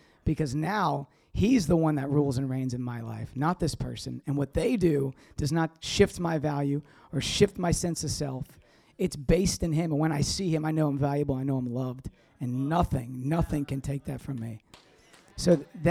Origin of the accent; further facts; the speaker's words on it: the South, United States; I'm from the South.